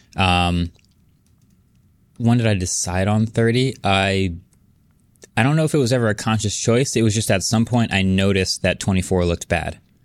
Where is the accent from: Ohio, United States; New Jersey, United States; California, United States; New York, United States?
New Jersey, United States; I was born and raised in Jersey